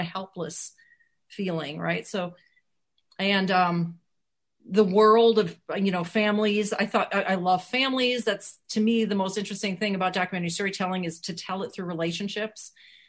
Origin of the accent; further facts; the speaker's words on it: Wisconsin, United States; because it's set in my home state, Wisconsin. I feel like these are my people.